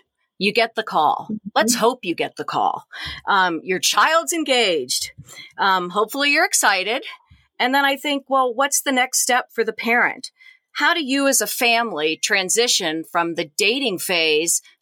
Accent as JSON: {"language": "English", "town": "Youngstown", "region": "Ohio", "country": "United States", "tie": "born or raised there", "said": "I grew up in Youngstown, Ohio"}